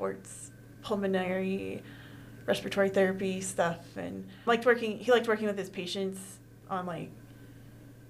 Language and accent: English; Carmichael, California, United States; also born or lived in Placerville, California / Sacramento, California; now in Reno, United States; I was born and raised in Carmichael, California. And then about the time I was 10, my family moved up to the foothills, like Placerville area